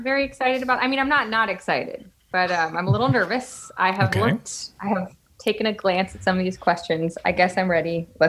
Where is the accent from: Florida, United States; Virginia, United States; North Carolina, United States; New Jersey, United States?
Florida, United States; Miami; also born or lived in Pasadena / New York City / Connecticut / Los Angeles; now in Nashville, United States; I was born in Pasadena, California. Moved to New York City when I was 6 months old, and then we lived in Connecticut for a couple years, and then I mostly grew up in Miami, Florida. And Los Angeles back and forth.